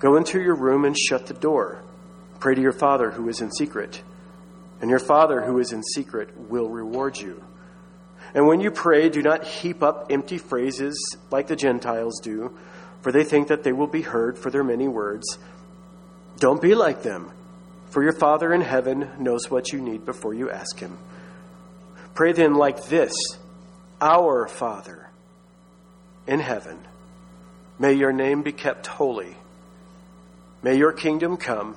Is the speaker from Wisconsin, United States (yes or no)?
no; Texas, United States; I grew up in Baptist Texas